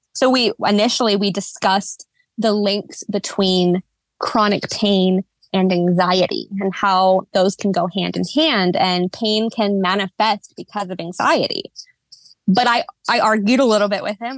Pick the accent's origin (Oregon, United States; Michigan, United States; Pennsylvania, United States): Oregon, United States; just south of Portland; I was born and raised here in the Pacific Northwest. specifically Oregon, just south of Portland.